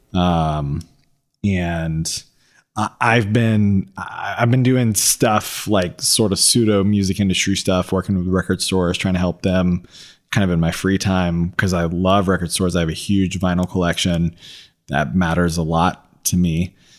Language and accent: English; Atlanta, Georgia, United States; we're two dudes from Atlanta